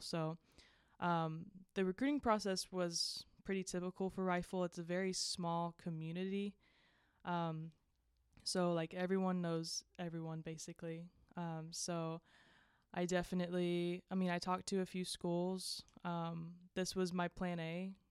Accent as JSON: {"language": "English", "region": "Georgia", "country": "United States", "moved": "as an adult", "lives_now": "Morgantown, United States", "said": "I am from Georgia"}